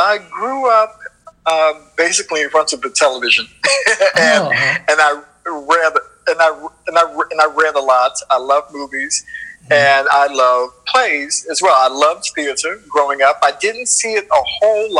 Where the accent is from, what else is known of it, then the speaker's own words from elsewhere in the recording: Washington, District of Columbia, United States; also born or lived in Hyattsville, Maryland; I'm from Northwest DC originally, and I grew up in Northwest, Northeast